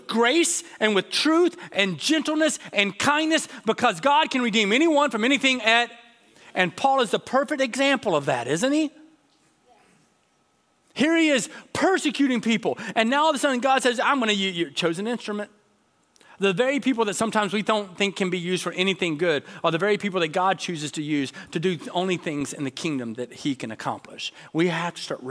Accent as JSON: {"language": "English", "region": "Georgia", "country": "United States", "tie": "born or raised there", "said": "I grew up in Georgia"}